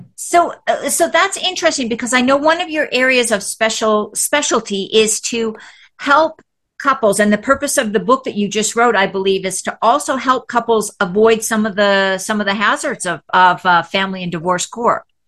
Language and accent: English; Canada; moved away as an adult; also born or lived in Texas; now in United States; I'm from Canada